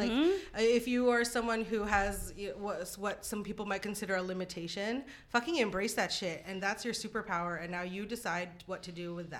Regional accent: Philippines; first language Tagalog; English is a second language; a lot of what I say is indicative of like being Filipino

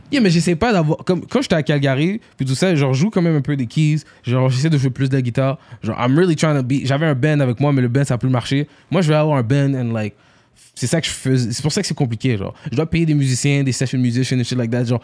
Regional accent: Haiti; Yo, moi, je suis haïtien.

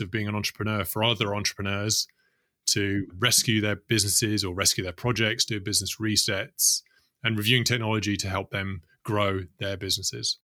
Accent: London, United Kingdom; grew up in the UK, in London

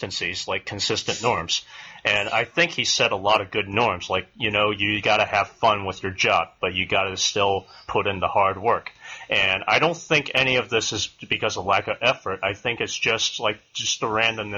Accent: San Francisco Bay Area, California, United States; I come from the San Francisco Bay Area

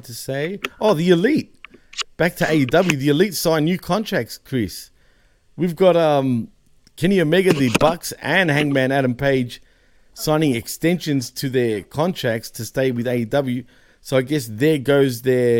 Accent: Australia

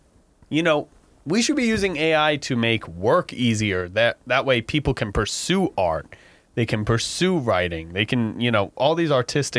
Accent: United States; us being American

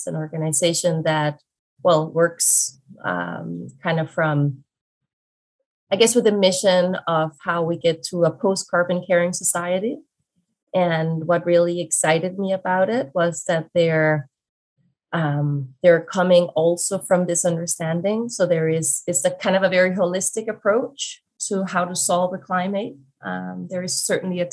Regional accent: Denmark; moved away as an adult; also born or lived in Hong Kong; now in Vancouver, Canada; I am originally from Denmark. I was born in Denmark and lived there pretty much my whole life up until 2017

